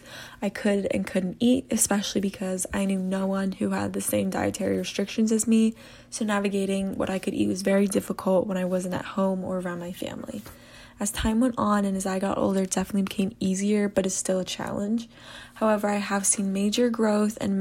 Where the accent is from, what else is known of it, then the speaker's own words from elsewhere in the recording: Maryland, United States; I'm from Maryland